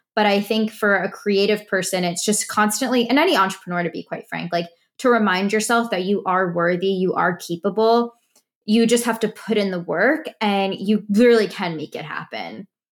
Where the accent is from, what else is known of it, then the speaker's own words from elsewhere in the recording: New York area, United States; moved away; I came from the New York area. That's where I've lived pretty much my whole life